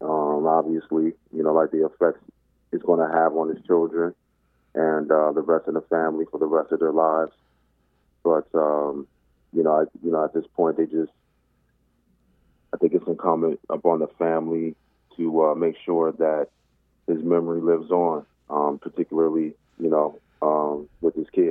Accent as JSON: {"language": "English", "town": "South Bend", "region": "Indiana", "country": "United States", "also_born_or_lived": "Dallas / Plano, Texas", "lives_now": "Detroit, United States", "said": "I'm proud to say I'm originally from South Bend, Indiana, by way of Dallas or Plano, Texas. But the majority of my life I've spent in Detroit."}